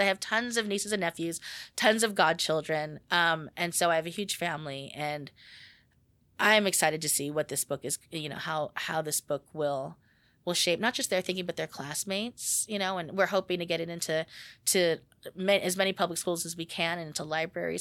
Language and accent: English; Stockton, California, United States; the Little Manila community in my hometown of Stockton, California